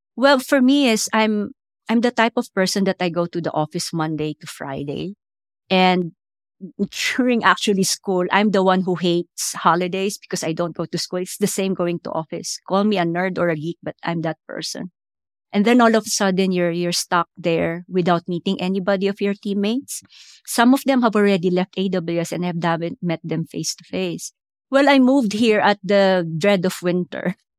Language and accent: English; Philippines; moved away as an adult; also born or lived in India / United States; now in London, United Kingdom; I grew up in the American bases because we used to have the U S bases in the Philippines